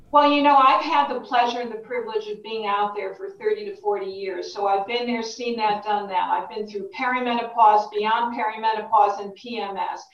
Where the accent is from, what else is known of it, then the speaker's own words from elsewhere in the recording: Connecticut, United States; Connecticut, my home state. So, as a fellow New Englander